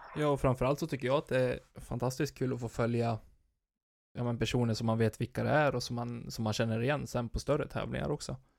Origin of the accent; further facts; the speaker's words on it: near Falun, Dalarna County, Sweden; i närheten, med mina hemtrakter. Falun